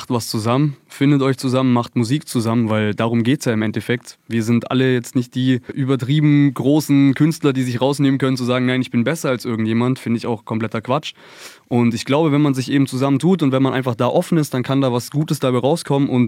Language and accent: German; Konstanz, Baden-Württemberg, Germany; Wir kommen aus Konstanz am schönen Bodensee.